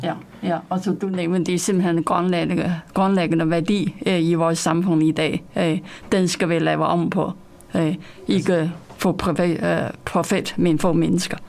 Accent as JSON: {"language": "Danish", "country": "China", "moved": "yes", "lives_now": "Denmark", "said": "jeg kommer selv fra Kina"}